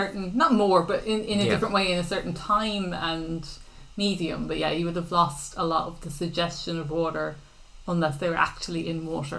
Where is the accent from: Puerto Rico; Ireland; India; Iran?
Ireland; I'm too Irish to hear nice things about myself.